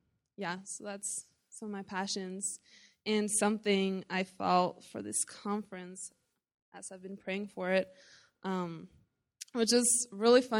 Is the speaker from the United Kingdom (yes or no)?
no; Norway; I am from Norway